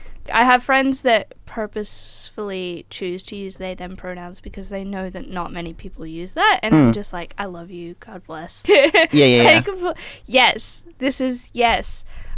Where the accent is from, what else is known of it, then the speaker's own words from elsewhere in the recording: Queensland, Australia; also born or lived in Melbourne; I am a Queenslander. I was born in northern Queensland, so that's that. But I did start school in Melbourne, so we won't hold that against me.